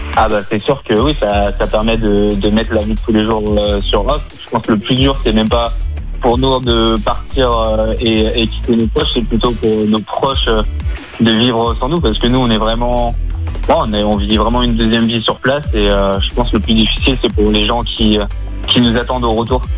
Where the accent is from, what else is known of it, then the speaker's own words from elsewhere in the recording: near Givors, Auvergne-Rhône-Alpes, France; now in Haute-Savoie, France; je suis originaire du Rhône, du coup, de Givor, enfin un petit village à côté de Givor.